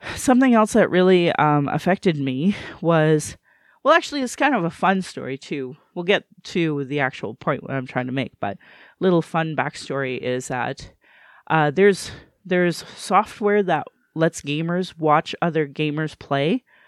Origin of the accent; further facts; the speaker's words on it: Alberta, Canada; also born or lived in Calgary; I was born and raised in Alberta